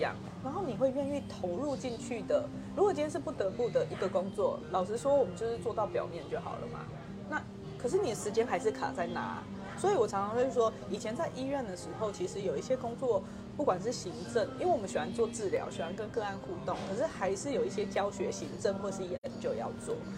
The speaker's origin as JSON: {"language": "Chinese", "region": "Hualien County", "country": "Taiwan", "moved": "as an adult", "lives_now": "Kaohsiung, Taiwan", "said": "我是花莲人啊，我不是高雄人"}